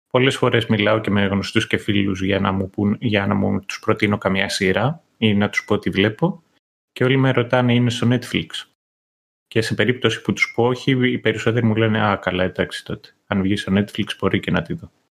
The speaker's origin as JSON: {"language": "Greek", "town": "Kythira", "region": "Attica", "country": "Greece", "tie": "born or raised there", "said": "εγώ που μεγάλωσα στα Κύθυρα πιάναμε και κριτικά κανάλια"}